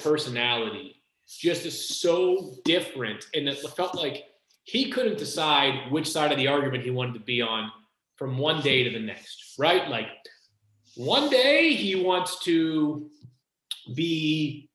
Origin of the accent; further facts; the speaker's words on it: Boston, Massachusetts, United States; growing up in Boston